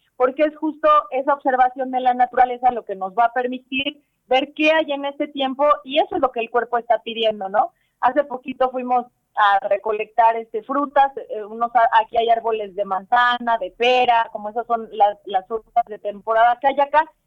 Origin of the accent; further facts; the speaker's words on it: Tlaxcala, Mexico; soy originaria de, de aquí de Tlaxcala, aunque crecí aquí en Tlaxcala